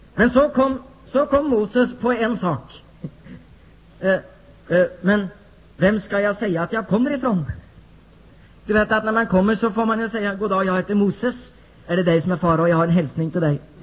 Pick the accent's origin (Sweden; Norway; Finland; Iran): Norway; jag som norsk pingstvän från Norge